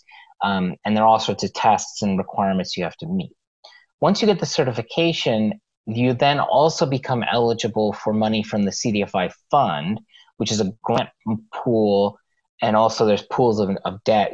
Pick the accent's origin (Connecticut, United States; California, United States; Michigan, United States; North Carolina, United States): California, United States; Los Angeles; I grew up in Los Angeles